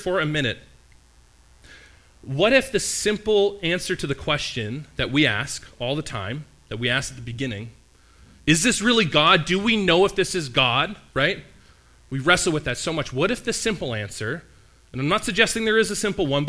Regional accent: Canada; as a Canadian here

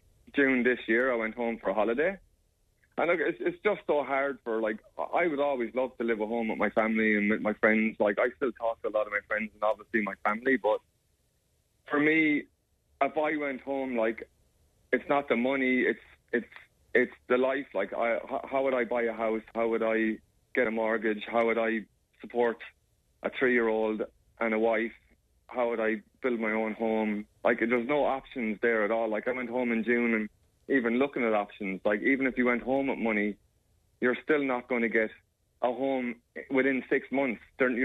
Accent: Australia; Because I'm an Australian citizen, and so is my daughter.

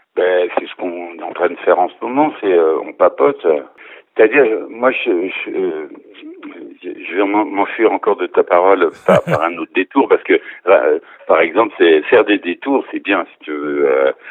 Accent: near Arnay-le-Duc, Bourgogne-Franche-Comté, France; moved away; à côté d'où moi je suis originaire, à côté d'Arnette duc

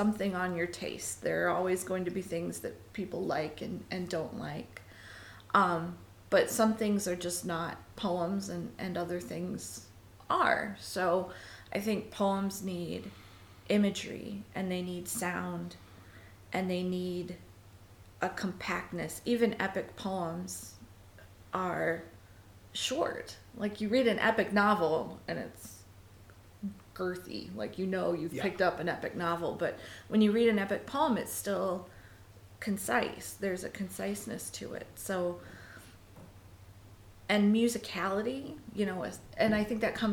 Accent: Tucson, Arizona, United States; I was born in Tucson.

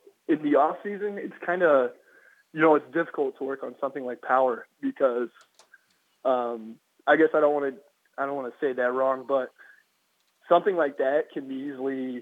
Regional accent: Iowa, United States; I'm from Iowa, so it gets pretty cold in the winter

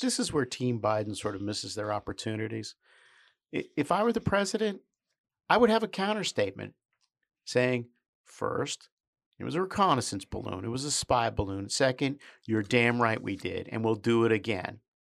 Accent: United States; I'm an American

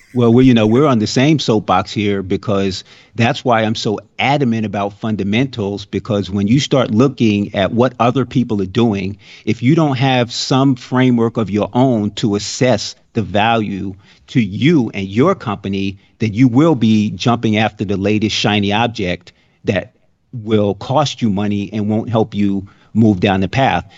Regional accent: New York, United States; now in Florida, United States; I grew up in New York

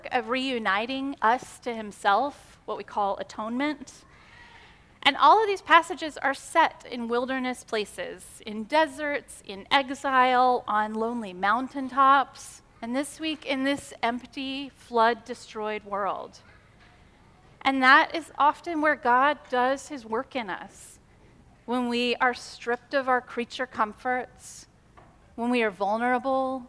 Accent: United States; American Christians, because we live in this individualist society

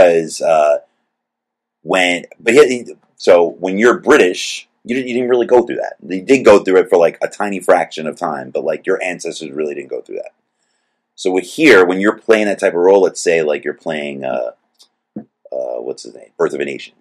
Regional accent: United States; I'm American

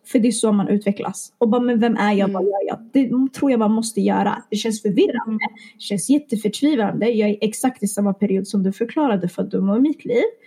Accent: Stockholm, Stockholm County, Sweden; jag är från Stockholm

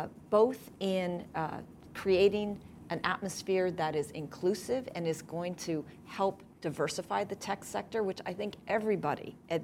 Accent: Oakland, California, United States; this is my hometown. This is the city I was born and raised

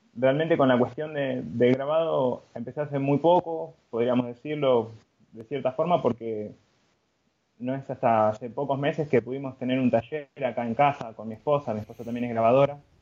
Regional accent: Buenos Aires, Argentina; yo, soy de Buenos Aires, Argentina

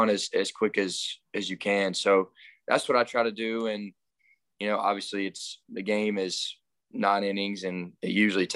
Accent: Andalusia, Alabama, United States; growing up in Andalusia, a small town

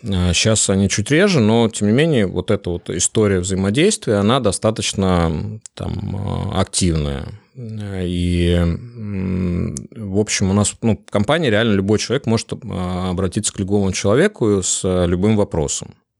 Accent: Saint Petersburg, Russia; я из Питера

